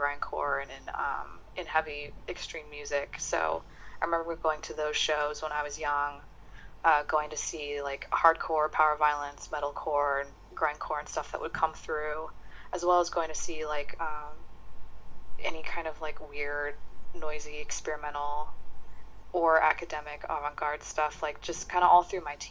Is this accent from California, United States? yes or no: yes; San Diego, California, United States; I grew up in San Diego, California